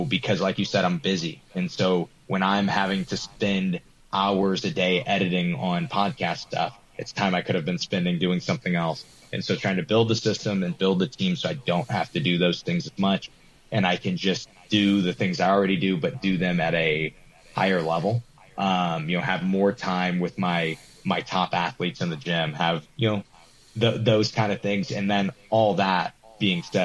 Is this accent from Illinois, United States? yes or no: yes; Granite City, Illinois, United States; I'm a nobody from Granite City, Illinois